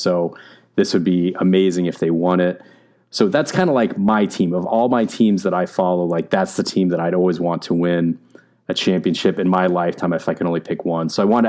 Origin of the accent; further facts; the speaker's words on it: Arizona, United States; when I grew up in Arizona